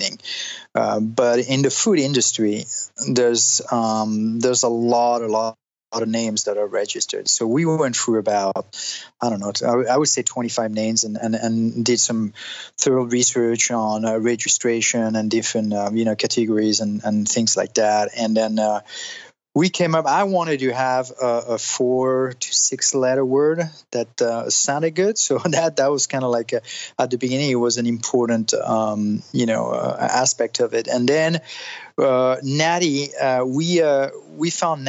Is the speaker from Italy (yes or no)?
yes; Italy; moved away as an adult; also born or lived in Switzerland / France; now in Los Angeles, United States; I'm French. My parents are French, but I grew up in Italy. I was born in Switzerland, and I moved to the States when I was 19